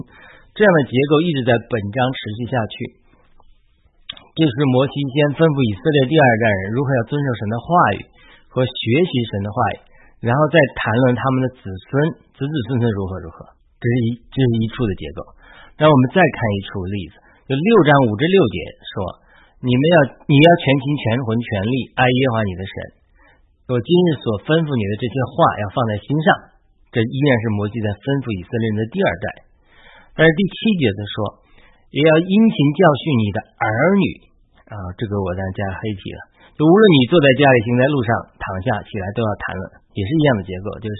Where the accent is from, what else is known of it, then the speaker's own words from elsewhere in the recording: China; 作为一个中国基督徒